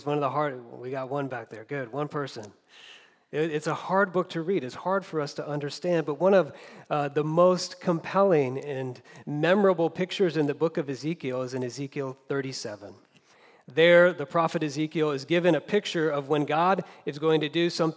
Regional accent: United States; also born or lived in Southern California; As Americans

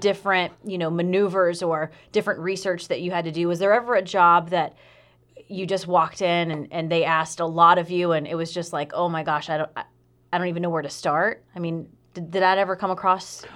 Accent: Aiken, South Carolina, United States; I'm from Aiken, South Carolina.

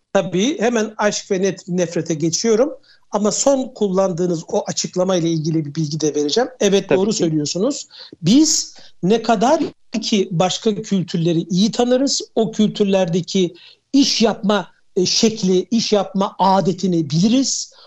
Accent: Turkey; also born or lived in Switzerland; bir Türk olarak

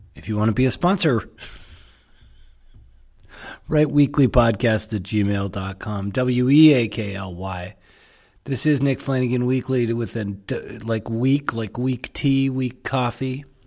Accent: Toronto, Ontario, Canada; I said, "Toronto."

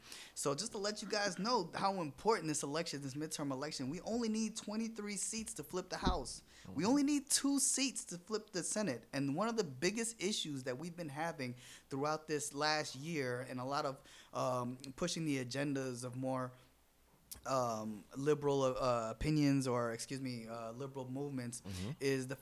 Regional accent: Orlando, Florida, United States; My parents are from Africa, but I was born in Orlando, Florida, born and raised on Oak Ridge.

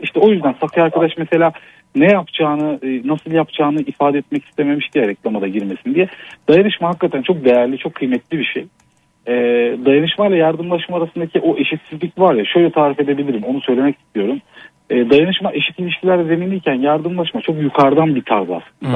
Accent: Ankara, Turkey; Ankara'nın çok kötü bir semtinde Altındağ'da Yeni Doğan'da doğdum. Orada büyüdüm.

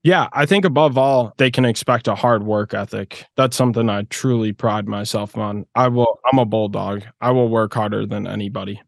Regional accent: Midwest, United States; now in Florida, United States; I grew up in the Midwest, so I definitely know what it's like to uh, to go through a harsh winter. But yeah, now I live in Florida

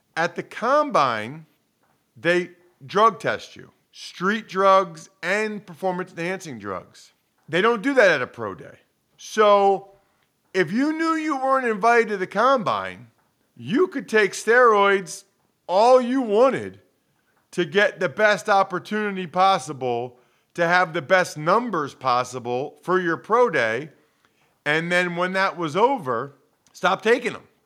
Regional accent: Reading, Pennsylvania, United States; I'm from Reading. Grew up a huge Eagles fan.

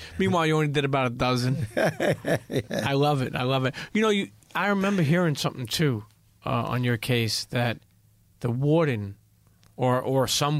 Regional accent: Brooklyn, New York, United States; growing up in Brooklyn and New York and knowing all the mob scene, all the criminal scene, I never really went to Philly until later on in my life.

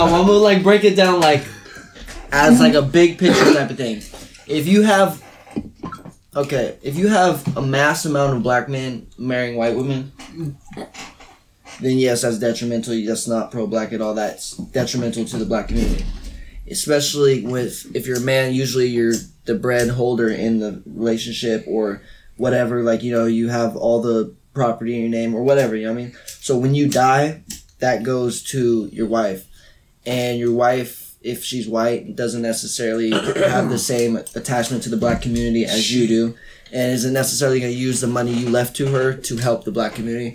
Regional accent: Central Coast, California, United States; I grew up in Central Coast

